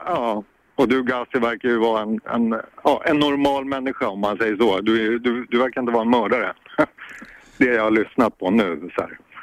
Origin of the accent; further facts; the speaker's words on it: Sweden; Jag är svensk man